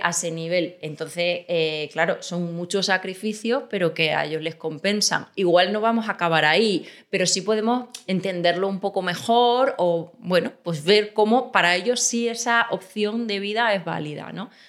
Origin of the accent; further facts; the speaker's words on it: Extremadura, Spain; moved away as an adult; also born or lived in Seville; now in Madrid, Spain; Nací en Sevilla, pero me crié en Extremadura y, he vivido ahí casi siempre